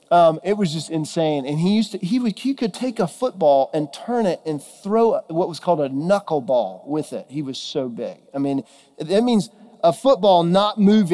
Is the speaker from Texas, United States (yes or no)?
yes; Texas, United States; moved away; I'm originally from Texas, and grew up there